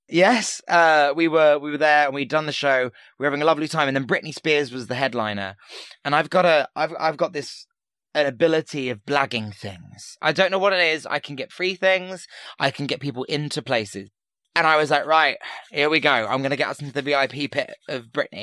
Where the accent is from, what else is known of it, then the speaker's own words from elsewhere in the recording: Portsmouth, South East England, United Kingdom; where I grew up in Portsmouth